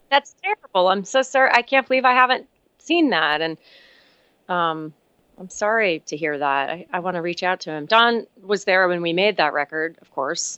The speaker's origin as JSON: {"language": "English", "town": "Miami", "region": "Florida", "country": "United States", "said": "I'm from Miami"}